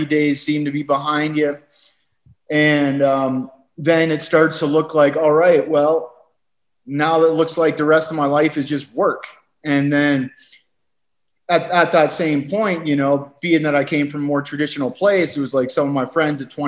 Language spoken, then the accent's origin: English; Walkerton, Ontario, Canada; moved away as an adult; also born or lived in Calgary / Costa Rica; growing up in Canada, you know, I grew up in a small town, 5,000 people, very, very kind of uneventful, boring, rural Canadian community, about 2 hours outside of Toronto